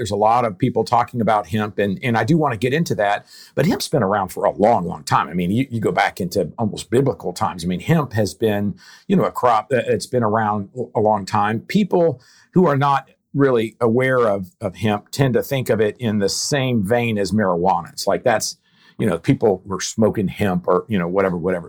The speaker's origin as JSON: {"language": "English", "town": "West Palm Beach", "region": "Florida", "country": "United States", "tie": "born or raised there", "also_born_or_lived": "Hahira, Georgia", "moved": "as an adult", "said": "I grew up in West Palm Beach, Florida, so I did not grow up around agriculture."}